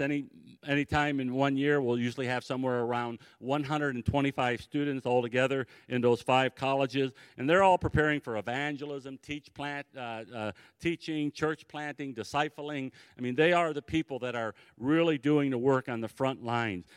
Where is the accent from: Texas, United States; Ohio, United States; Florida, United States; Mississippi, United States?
Ohio, United States; Cleveland; I grew up in the Cleveland, Ohio area